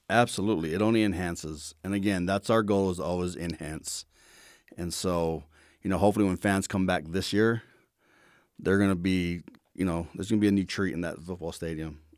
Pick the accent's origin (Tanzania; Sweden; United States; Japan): United States; Hawaii; moved away; I grew up in Hawaii